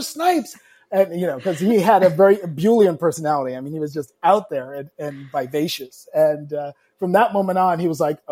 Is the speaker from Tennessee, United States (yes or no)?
no; South Shore of Long Island, New York, United States; I grew up on the South Shore of Long Island.